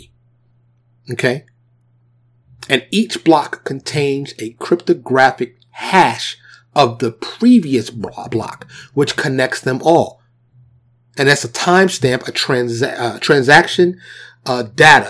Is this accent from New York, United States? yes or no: yes; New York City, New York, United States; I grew up in the New York City projects. You know what I'm saying? In Harlem, grew up in the South Bronx